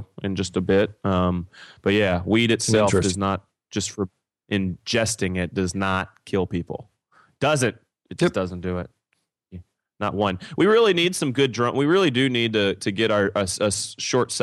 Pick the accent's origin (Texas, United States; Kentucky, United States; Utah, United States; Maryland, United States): Kentucky, United States; I'm from Kentucky